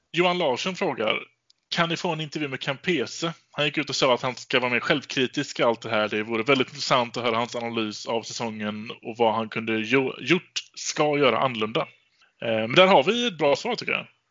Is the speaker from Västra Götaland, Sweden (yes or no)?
yes; Gothenburg, Västra Götaland, Sweden; jag är göteborgare